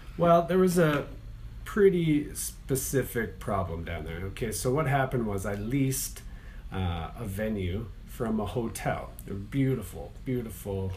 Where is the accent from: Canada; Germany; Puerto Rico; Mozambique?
Canada; Calgary, Alberta; born or raised there; moved away as an adult; also born or lived in Toronto; now in Charlotte, United States